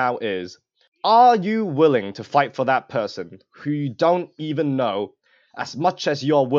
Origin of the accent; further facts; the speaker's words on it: Hong Kong; moved away; I am not an American citizen. I am born and raised in Hong Kong.